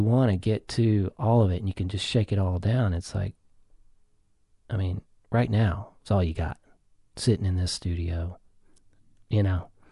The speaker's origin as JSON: {"language": "English", "region": "the South", "country": "United States", "tie": "born or raised there", "said": "I grew up in the South"}